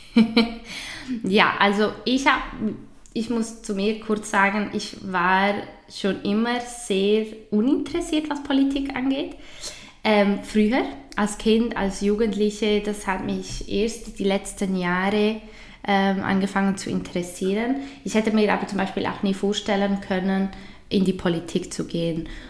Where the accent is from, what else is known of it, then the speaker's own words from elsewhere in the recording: Switzerland; bei uns in der Schweiz